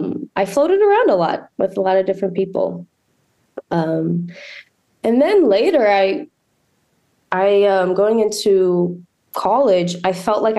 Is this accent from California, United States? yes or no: no; Montgomery County, Maryland, United States; also born or lived in Brazil; now in Baltimore, United States; I was born in Brazil. And then I moved here and I grew up in Montgomery County.